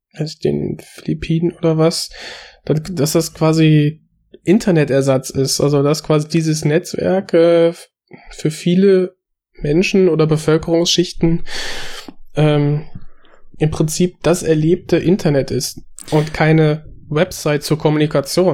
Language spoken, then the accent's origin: German; Germany; ich bin hier aufgewachsen